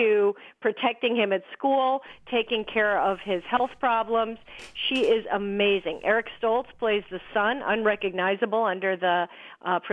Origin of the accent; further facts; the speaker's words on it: Chicago, Illinois, United States; I'm from Chicago